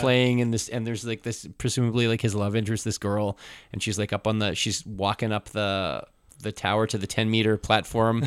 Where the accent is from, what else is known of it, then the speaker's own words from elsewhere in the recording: Canada; growing up in canada half to two thirds of what we consumed TV